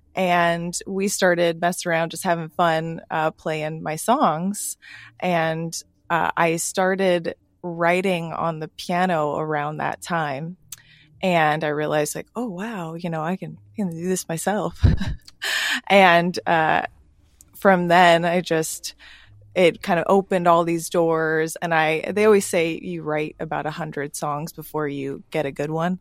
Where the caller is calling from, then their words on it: San Diego, California, United States; I am calling from San Diego